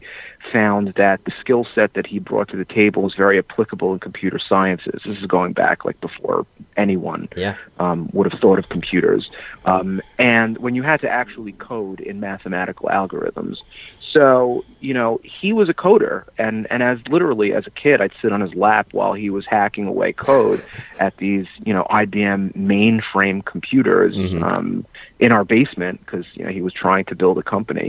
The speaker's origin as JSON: {"language": "English", "town": "New York City", "region": "New York", "country": "United States", "tie": "born or raised there", "said": "I've been born and raised in New York and spent pretty much the bulk of my career here in New York City"}